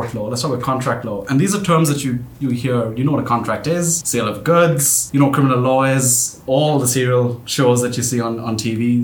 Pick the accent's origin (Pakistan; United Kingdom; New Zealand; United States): Pakistan; moved away; I grew up in Pakistan